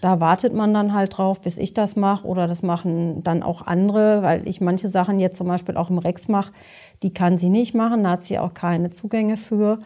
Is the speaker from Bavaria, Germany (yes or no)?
no; Beckum, North Rhine-Westphalia, Germany; ich komme ja auch aus Bechkam